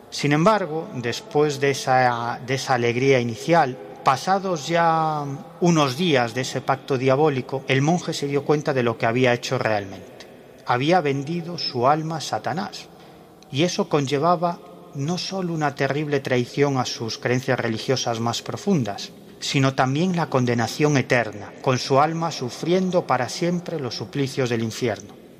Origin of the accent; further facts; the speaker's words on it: Galicia, Spain; Como decimos en mi tierra, en Galicia